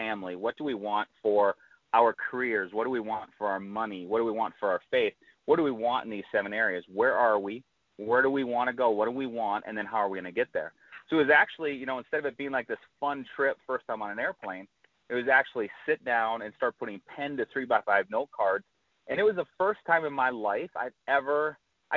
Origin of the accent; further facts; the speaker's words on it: North Dakota, United States; moved away; I'm from North Dakota originally.